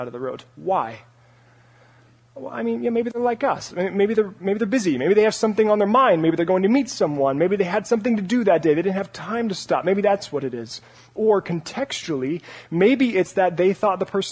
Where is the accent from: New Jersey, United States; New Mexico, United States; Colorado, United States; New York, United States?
Colorado, United States; Parker; moved away as an adult; also born or lived in Santa Barbara, California; my room in my house back in Parker, Colorado